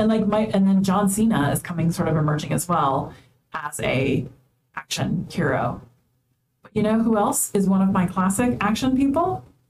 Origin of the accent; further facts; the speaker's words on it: United States; as American